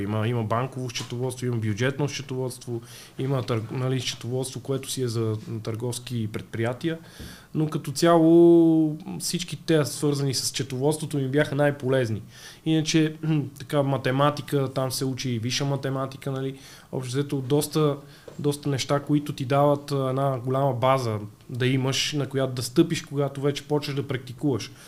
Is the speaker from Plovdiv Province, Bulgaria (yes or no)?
no; Sofia, Sofia City, Bulgaria; В тинейджерските години бях като всеки млад човек от София.